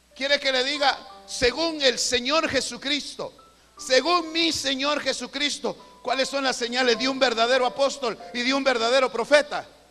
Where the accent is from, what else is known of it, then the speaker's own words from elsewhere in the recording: Guatemala; Aquí en Guatemala tenemos un dicho